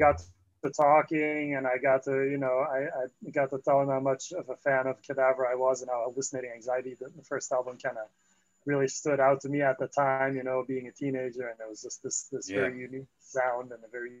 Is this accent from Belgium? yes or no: yes; Antwerp, Flanders, Belgium; also born or lived in Paris, France / France; now in Los Angeles, United States; I grew up in Antwerp and then, you know, well, outside of Antwerp in a small town.